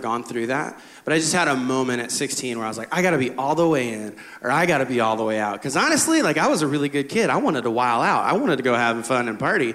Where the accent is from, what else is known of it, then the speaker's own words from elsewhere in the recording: Midwest, United States; I grew up in the Midwest